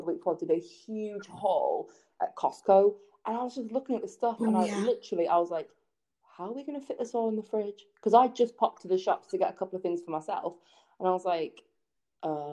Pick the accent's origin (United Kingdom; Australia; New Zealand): United Kingdom; England; moved away as an adult; now in United States; I wasn't in England that long ago